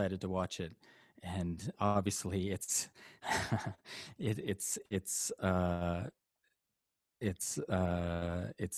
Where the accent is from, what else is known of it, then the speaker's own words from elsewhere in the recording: Canada; Canadian. Yeah, I'm Canadian. I'm raised by a Catholic, lapsed Catholic